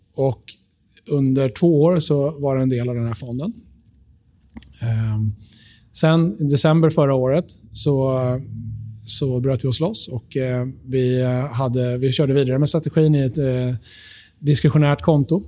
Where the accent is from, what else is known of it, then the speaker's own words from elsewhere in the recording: Sweden; vi är svenskar i Sverige